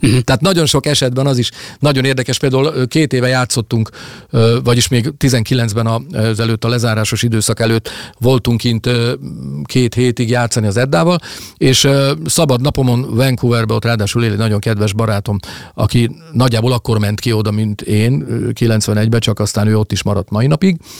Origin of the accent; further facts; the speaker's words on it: Hungary; also born or lived in Salgótarján / Budapest / Toronto; olyan helyen nőttem fel itt, amiről az előbb is meséltem, ahol 10, 10 kilométeres körzetben csak erdő és hegyek voltak